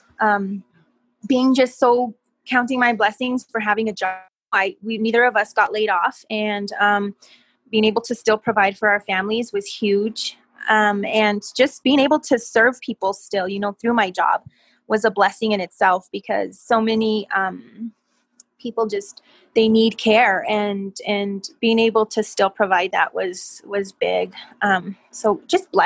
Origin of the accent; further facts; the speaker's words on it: Española, New Mexico, United States; now in Santa Fe, United States; I am from Española, New Mexico.